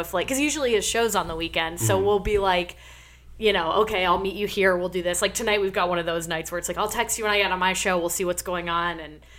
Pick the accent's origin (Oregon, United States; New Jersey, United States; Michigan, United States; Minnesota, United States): Michigan, United States; East Lansing; So I moved to East Lansing, Michigan just before 7th grade. And I had moved probably 5 or 6 schools before then.